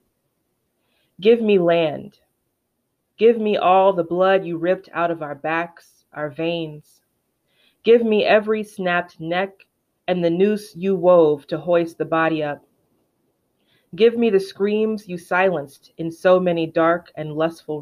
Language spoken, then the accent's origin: English; the South, United States; first language English; as a Black person and as a Southerner